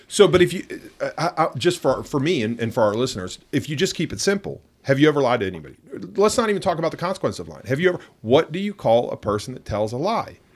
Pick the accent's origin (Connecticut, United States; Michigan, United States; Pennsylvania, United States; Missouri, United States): Pennsylvania, United States; Pittsburgh; I'm from Pittsburgh